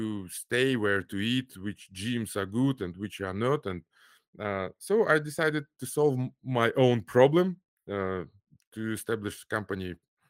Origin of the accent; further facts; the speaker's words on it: Almaty, Kazakhstan; English is a second language; also born or lived in Moscow; my parents moved to Kazakhstan because my father is from Kazakhstan. So okay. I grew up in Almaty, Kazakhstan. It's the largest city. So my school, my first university, my first work were in Kazakhstan.